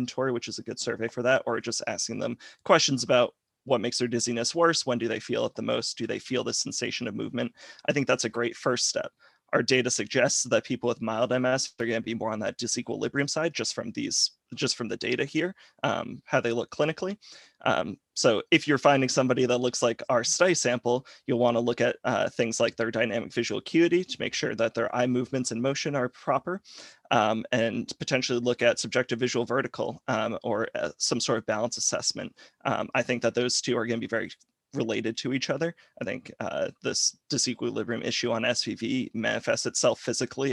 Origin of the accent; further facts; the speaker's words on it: Rhode Island, United States; now in Alabama, United States; I'm originally from Rhode Island, but now I'm in Alabama